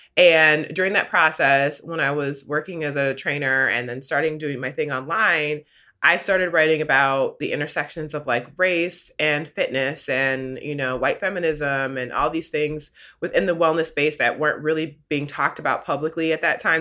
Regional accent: Midwest, United States; I grew up in the Midwest

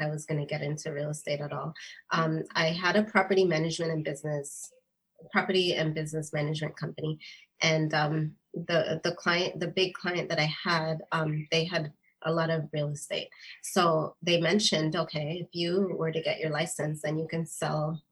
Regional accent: Virginia Beach, Virginia, United States; now in Canada; I grew up in Virginia Beach

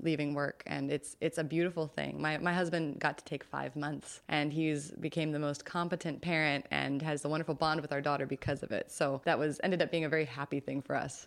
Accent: California, United States; as a Californian

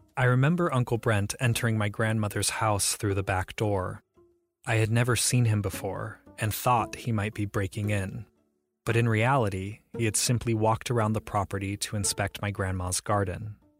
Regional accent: Ohio, United States; I grew up in Ohio

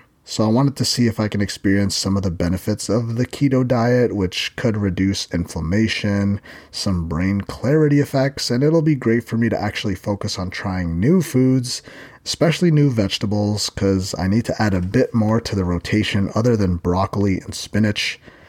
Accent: Philippines; And being Filipino, I basically eat rice for every meal.

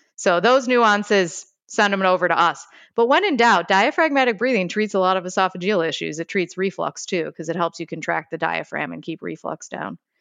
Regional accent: Chicago, Illinois, United States; accent: Chicago; I'm from Chicago, so I have a little bit of a Chicago accent

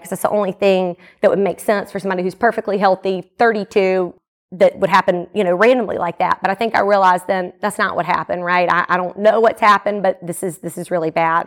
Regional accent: Jackson, Mississippi, United States; also born or lived in Atlanta; I was born and raised here in the Jackson area

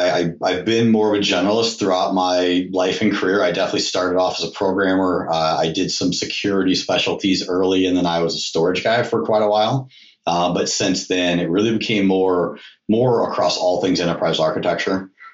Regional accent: Atlanta, Georgia, United States; born there; And I was born in Atlanta, so big Braves fan.

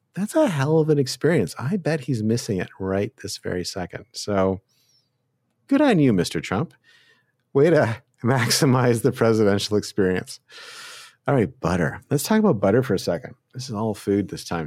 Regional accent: Canada; now in United States; I'm from Canada

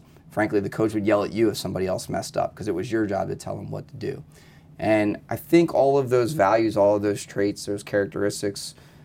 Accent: New Jersey, United States; moved away; I grew up in South Jersey

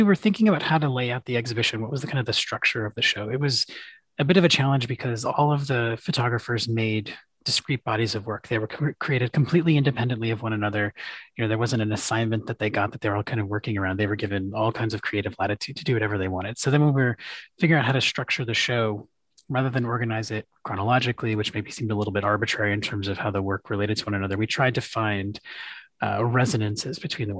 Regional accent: Western Massachusetts, United States; also born or lived in Chicago, Illinois; now in Atlanta, United States; where I grew up in Western Massachusetts, you know, there's lots of rolling hills, old mills, you know, but it's, you know, very kind of not very densely populated.

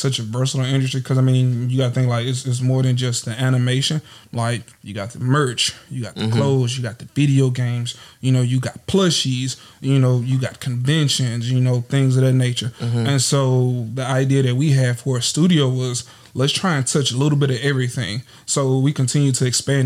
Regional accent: Natchitoches, Louisiana, United States; moved away as an adult; now in Houston, United States; I'm from Natchitoches, Louisiana. It ain't pronounced the way you spell it, but I'm here, you know. But I live in Houston, Texas, and I've been there for going on 4 years now

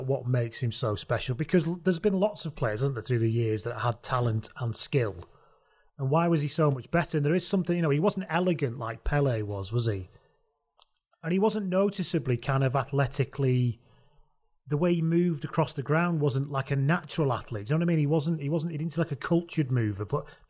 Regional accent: England, United Kingdom; as we're all English people sat here

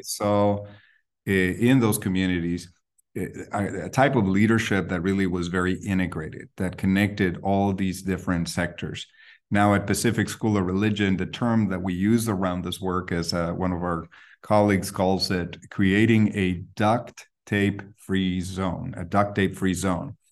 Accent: Guatemala City, Guatemala Department, Guatemala; now in Berkeley, United States; I grew up in Guatemala City

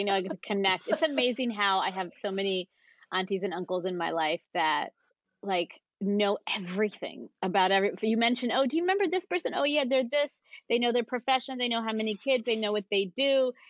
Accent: New Jersey, United States; born there; also born or lived in Pennsylvania / New York / California; I was born in New Jersey and then moved to Pennsylvania and then New York and then California and then back to New York. So I've been all over.

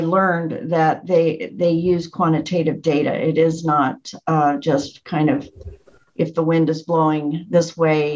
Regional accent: Tucson, Arizona, United States; now in Orange County, United States; I grew up in Tucson, and my parents were always active in the community

